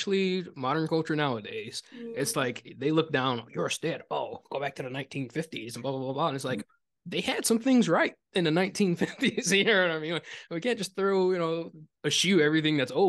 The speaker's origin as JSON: {"language": "English", "town": "Detroit", "region": "Michigan", "country": "United States", "tie": "born or raised there", "said": "I grew up just outside of Windsor, Ontario, in Detroit, Michigan"}